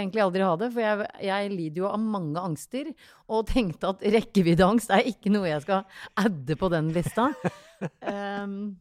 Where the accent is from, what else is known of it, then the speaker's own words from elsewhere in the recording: a tiny island outside Tønsberg, Vestfold, Norway; Jeg er fra en bitte liten øy eh, utafor Tønsberg